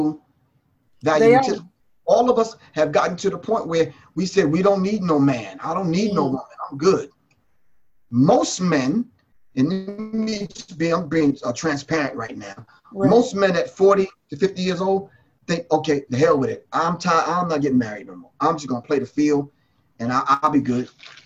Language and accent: English; New York, United States; I grew up in New York